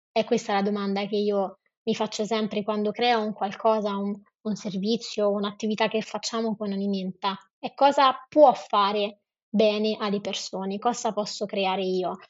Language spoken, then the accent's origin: Italian; Rome, Lazio, Italy; Io sono romana